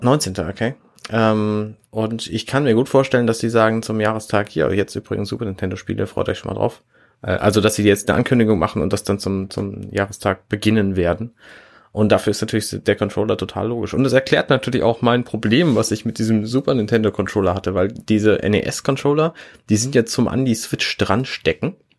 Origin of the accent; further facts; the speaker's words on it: Hamburg, Germany; als Hamburger mit Hamburger Internet